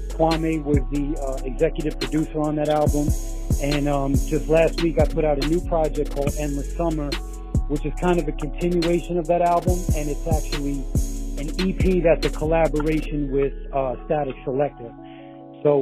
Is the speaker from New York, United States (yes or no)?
yes; New York City, New York, United States; I'm an artist from Rockaway Beach, Queens, New York.